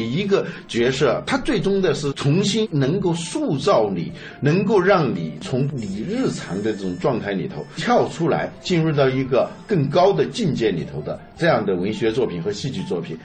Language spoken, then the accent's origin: Chinese; China; 我们中国人